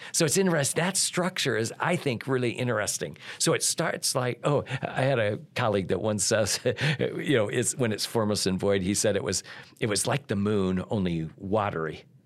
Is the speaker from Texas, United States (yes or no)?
no; Iowa, United States; I grew up in Iowa